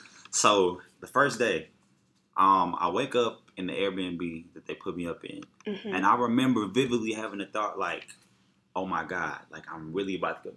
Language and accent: English; Houston, Texas, United States; I'm a boy from Houston, Texas, Acres home.